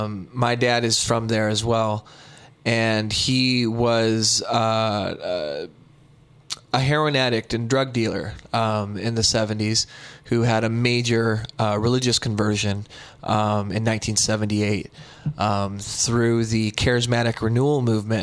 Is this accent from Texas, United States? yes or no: yes; Brownsville, Texas, United States; now in Vancouver, Canada; I was born in Brownsville, Texas.